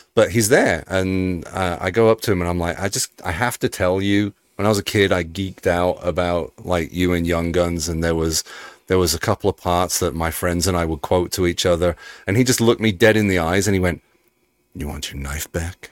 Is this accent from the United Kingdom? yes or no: yes; Birmingham, West Midlands, United Kingdom; accent: Peaky Blinders; moved away as an adult; now in United States; I'm from Birmingham